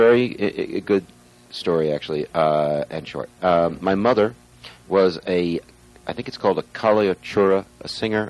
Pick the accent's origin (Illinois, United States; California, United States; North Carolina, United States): California, United States; Beverly Hills; moved away as an adult; also born or lived in New York / Long Island, New York; now in London, United Kingdom; I was born in New York, raised in Beverly Hills, lived in New York, and then for the last 20 years I've been living in London, England.